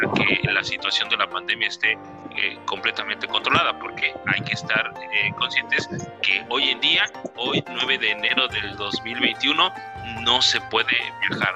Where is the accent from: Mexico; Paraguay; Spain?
Mexico; aquí en mi país, México